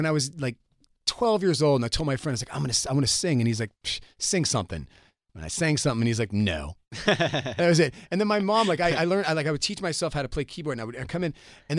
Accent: the South, United States; accent: Southern; I mean, if you listen back to the first couple records, I mean, I was from the South. I had a much deeper Southern accent, like when I sang and when I talked.

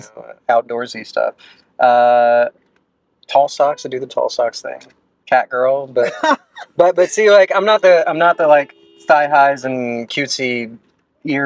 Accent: United States; I've got a lot more pride in being trans than I ever had in being American.

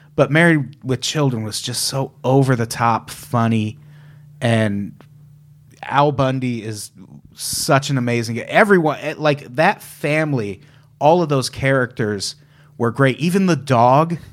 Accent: Illinois, United States; I grew up in Illinois

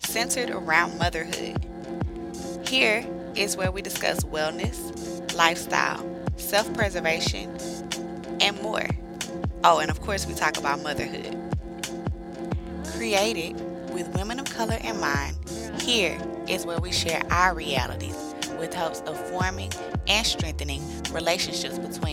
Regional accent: Houston, Texas, United States; I'm from Houston and have lived in Houston since I have been born.

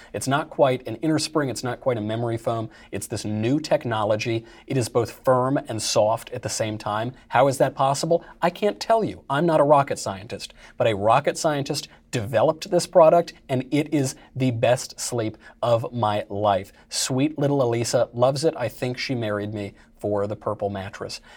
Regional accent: New York, United States; I'm from New York

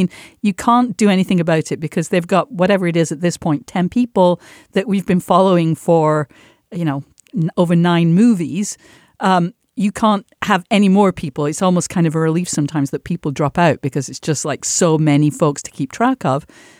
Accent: Manchester, North West England, United Kingdom; moved away; watched all the others until I left the UK, and now I just watch them as movies like everyone. But certainly growing up in Manchester, where the show was made

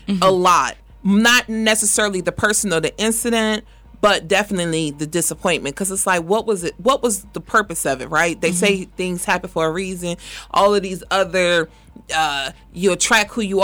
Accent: Washington, District of Columbia, United States; definitely am from D.C.

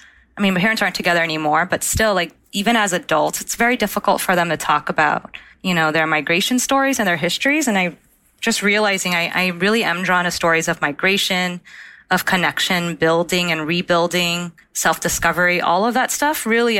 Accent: United States; born there; …, second part of my name, …, in Vietnamese means America. And so 9 months later, I was born in the States.

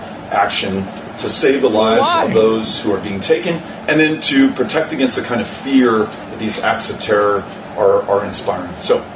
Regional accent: Texas, United States; feral hogs in Texas, which are a real problem on a lot of the ranches and farms in my home state.

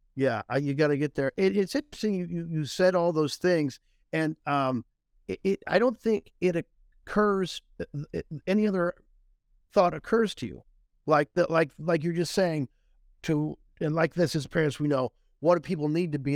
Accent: Tipton, Missouri, United States; I'm from Tipton, Missouri

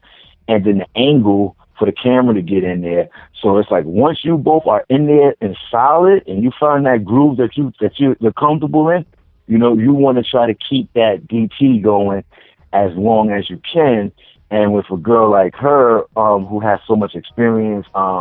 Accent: New York City, New York, United States; moved away; being a New Yorker and somebody from the East Coast, you know, we have that hustler, you know, mentality

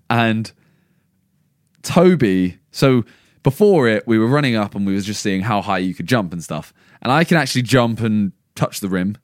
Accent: England, United Kingdom; we are all English

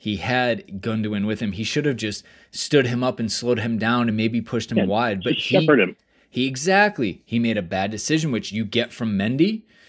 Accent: United States; we're American.

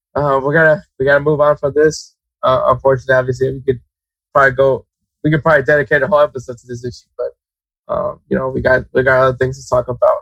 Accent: United States; as an American, as a USA fan

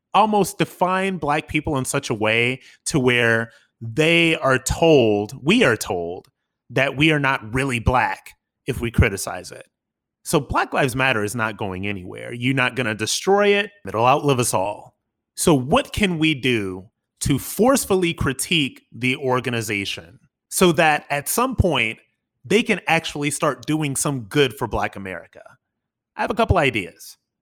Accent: Akron, Ohio, United States; my hometown, Akron, Ohio

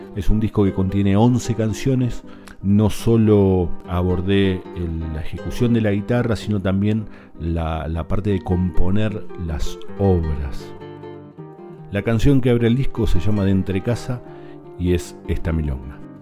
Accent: La Plata, Buenos Aires Province, Argentina; soy guitarrista, bonaerense, nacido más precisamente en la capital de la provincia de Buenos Aires, en la ciudad de La Plata

